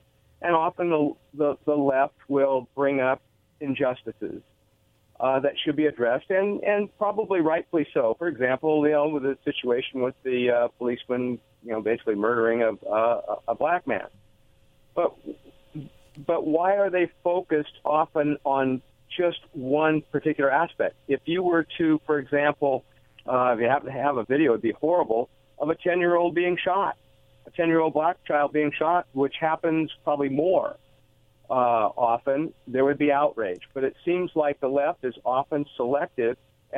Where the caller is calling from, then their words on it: Richland, United States; from Richland.